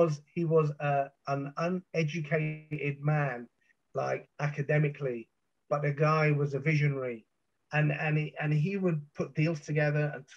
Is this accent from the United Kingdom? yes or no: yes; London, United Kingdom; growing up in South London